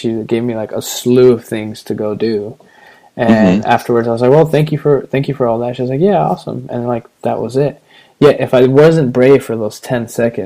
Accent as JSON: {"language": "English", "country": "United States", "said": "I'm from America and I'm visiting"}